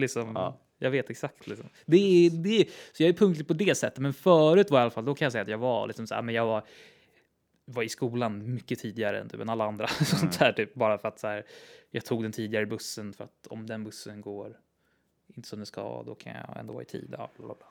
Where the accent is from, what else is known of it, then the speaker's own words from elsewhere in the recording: Täby, Stockholm County, Sweden; det hus där jag växte upp i Täby